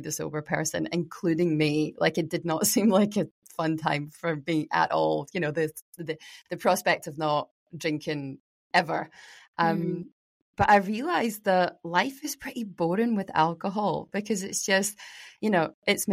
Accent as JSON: {"language": "English", "town": "Glasgow", "region": "Scotland", "country": "United Kingdom", "tie": "born or raised there", "moved": "as an adult", "lives_now": "Mornington Peninsula, Australia", "said": "I grew up in Glasgow with a, you know, Irish Scottish family"}